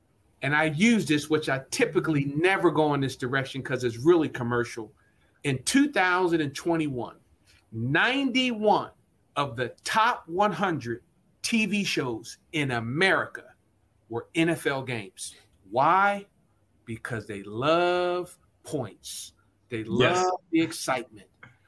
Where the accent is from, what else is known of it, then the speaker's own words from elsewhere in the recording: Trenton, New Jersey, United States; also born or lived in Lower Bucks County, Pennsylvania; I grew up in Trenton, New Jersey, and in Lower Bucks County, wanting to play for Buddy Ryan.